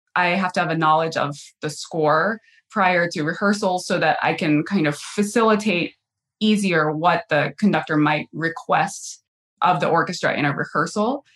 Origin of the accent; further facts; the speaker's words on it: North Carolina, United States; moved away as an adult; also born or lived in Cleveland / New York City / Indianapolis; now in Cincinnati, United States; I was born in North Carolina